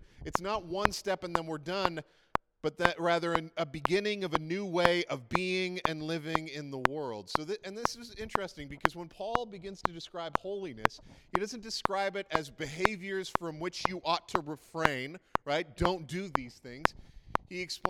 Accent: Prince Edward Island, Canada; I grew up in Prince Edward Island, which is like about 40 years behind the rest of the world

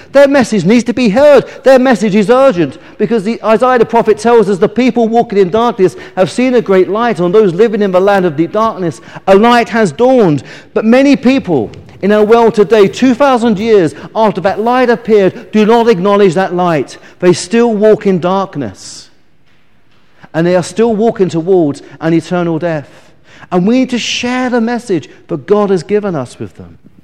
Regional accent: England, United Kingdom; as we English people

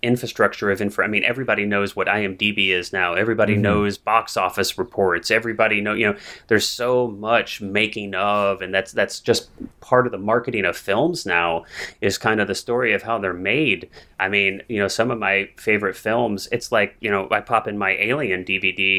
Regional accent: Missouri, United States; now in California, United States; I grew up in Missouri. I grew up in the Midwest to non-artistic parents.

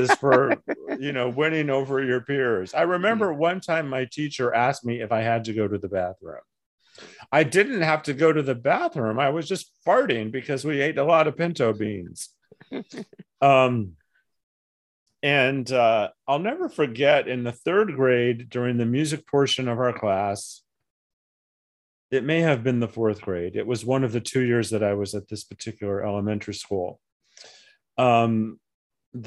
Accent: Flagstaff, Arizona, United States; also born or lived in Tucson, Arizona / Portsmouth, New Hampshire / Little Rock, Arkansas / Yuma, Arizona; I ended up growing up in Flagstaff

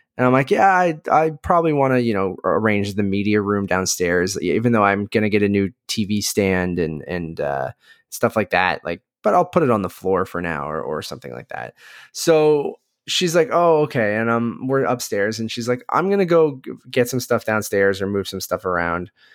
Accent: Oshawa, Ontario, Canada; also born or lived in Toronto; I grew up in Oshawa

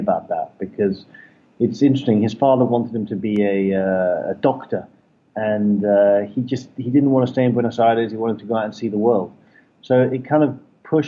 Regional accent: London, United Kingdom; I grew up in London, I used to be a broker in London.

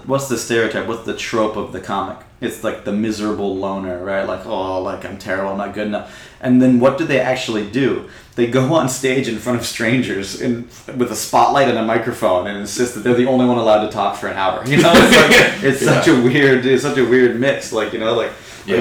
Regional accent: Vermont, United States; moved away as an adult; also born or lived in Kaohsiung, Taiwan; now in Taipei, Taiwan; I grew up in Vermont.

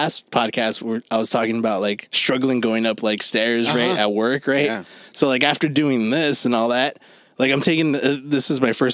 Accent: Los Angeles, California, United States; we're from fucking Los Angeles

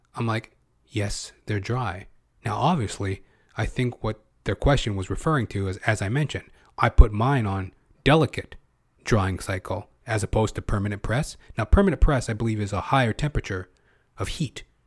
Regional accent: Canada; I'm second generation, right? Because I was born in Canada

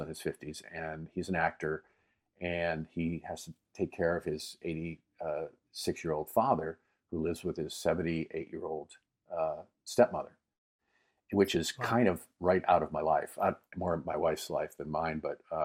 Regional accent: Erie, Pennsylvania, United States; now in Los Angeles, United States; I grew up in Erie, which was right across the lake from Canada.

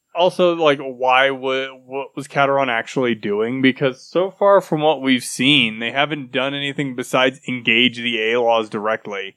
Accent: United States; I'm, I'm American

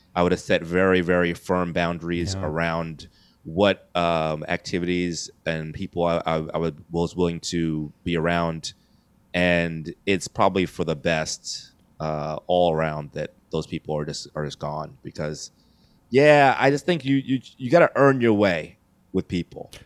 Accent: New York City, New York, United States; I was born here in New York City, uh, Queens, New York

